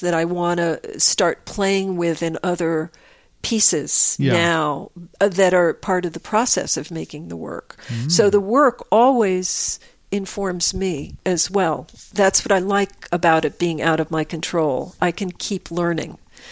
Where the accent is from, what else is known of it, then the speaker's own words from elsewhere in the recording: Croton-on-Hudson, New York, United States; also born or lived in Manhattan, New York; When I was growing up in Croton